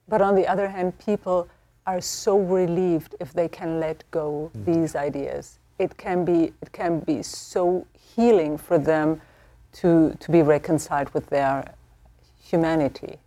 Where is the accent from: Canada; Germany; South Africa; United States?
Germany; moved away; I am from Germany